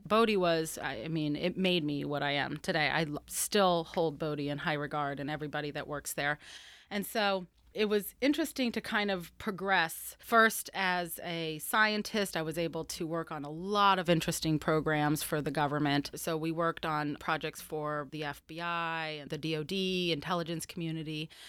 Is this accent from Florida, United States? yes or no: yes; Florida, United States; I'm from Florida